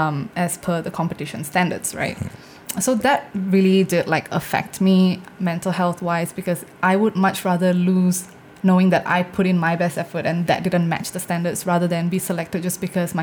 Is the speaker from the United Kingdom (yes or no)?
no; India; I think it's also because of the things that I talk about as an Indian woman.